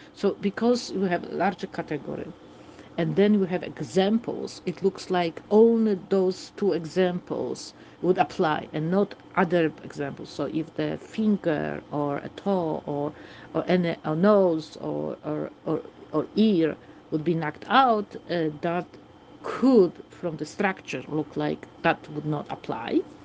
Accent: Warsaw, Masovian Voivodeship, Poland; English is a second language; I also have a little bit of accent, as you can hear. I am from Warsaw, from Poland

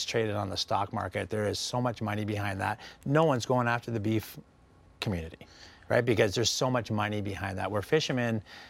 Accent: West Coast, Canada; now in San Diego, United States; I grew up on the West Coast of Canada.

